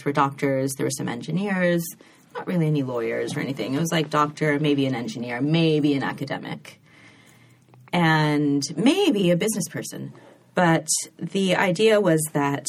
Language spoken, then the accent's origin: English; Sacramento, California, United States; moved away as an adult; also born or lived in England; Raised in Sacramento